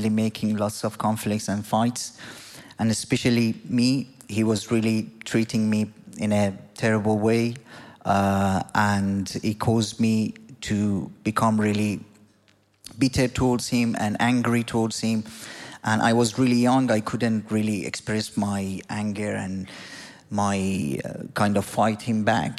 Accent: Iran; moved away; I'm from Iran. I grew up as a nominal Muslim in a country that is ruled by the Islamic government.

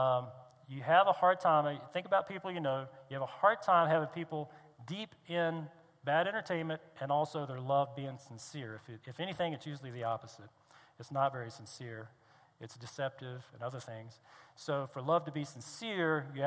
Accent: East Coast, United States; I grew up on the East Coast

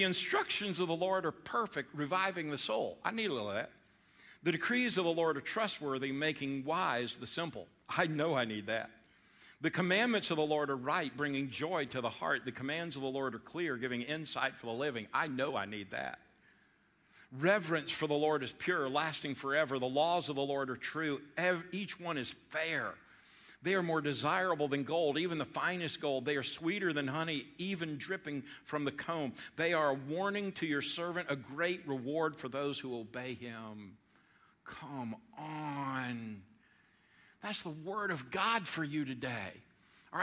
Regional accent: Georgia, United States; I'm from Georgia

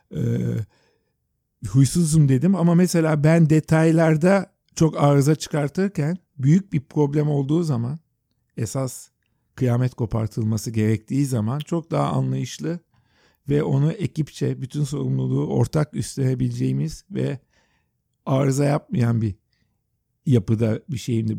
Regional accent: Istanbul, Turkey; also born or lived in New York; Biz Yeşilyurt'ta deniz kenarında büyüdük

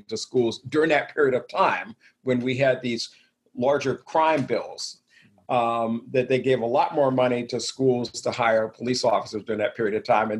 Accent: the South, United States; I grew up in the South, graduated from high school in 1972

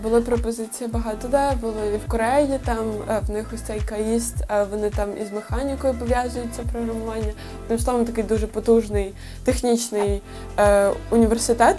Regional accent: Ukraine

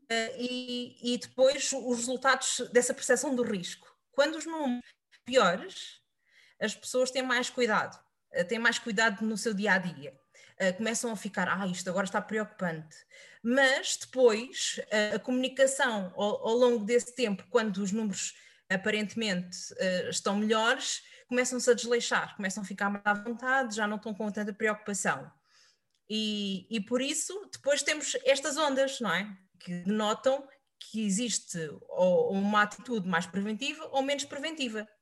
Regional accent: Setúbal, Portugal; o clube da minha terra, que é o Vitória de Setúbal

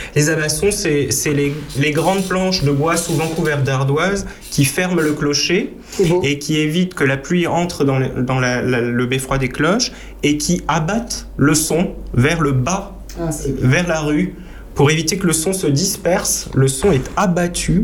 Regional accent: Marange-Zondrange, Grand Est, France; étant né à la frontière allemande en Moselle, dans une zone concordataire où ces fabriques d'églises existent encore. Je prends l'exemple de mon village natal, 300 euh, habitants.

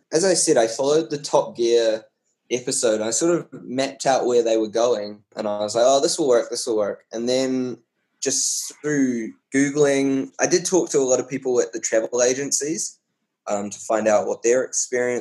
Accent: New Zealand; moved away as an adult; now in Switzerland; I worked 6 months in New Zealand in my hometown. So I stayed with my parents.

